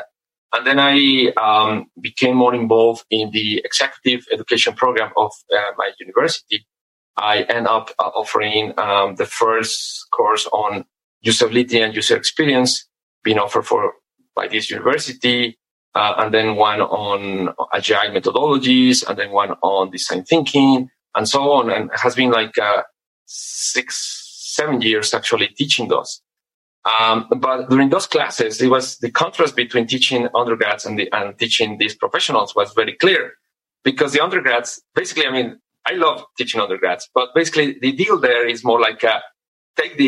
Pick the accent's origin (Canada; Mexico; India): Mexico; also born or lived in United Kingdom; Born and raised in Mexico. I did my undergraduate education here in Mexico.